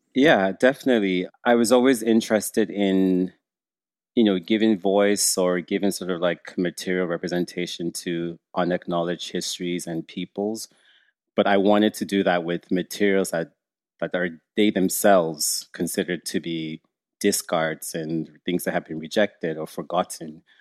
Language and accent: English; Nigeria; now in Canada; being a Nigerian who grew up in, in Nigeria